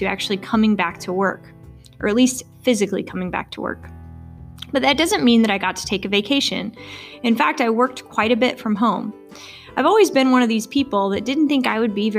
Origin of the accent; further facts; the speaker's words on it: Arkansas, United States; also born or lived in Missouri / North Carolina / Wisconsin; now in Stillwater, United States; I'm originally from Arkansas